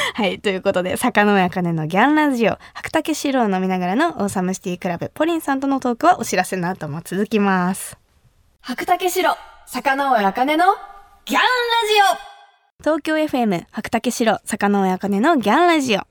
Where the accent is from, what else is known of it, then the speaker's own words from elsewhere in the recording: Kumamoto, Japan; 私の地元熊本